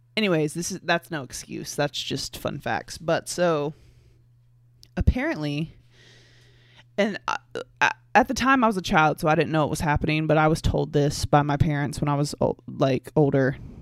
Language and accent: English; the Bible Belt, United States; I grew up in the Bible Belt. I'm still in the Bible Belt.